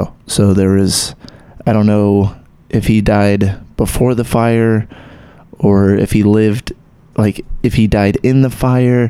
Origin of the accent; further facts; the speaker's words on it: Texas, United States; I still got that blood in me, but I don't have the accent. I grew up in Texas.